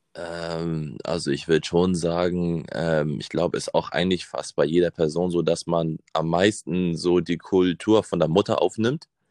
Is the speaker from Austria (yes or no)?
no; Hamburg, Germany; Also ich bin in Hamburg geboren und aufgewachsen